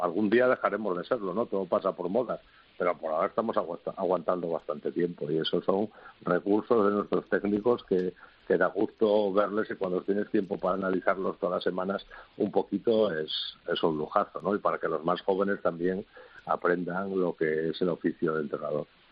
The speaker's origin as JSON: {"language": "Spanish", "region": "Asturias", "country": "Spain", "said": "que soy asturiano"}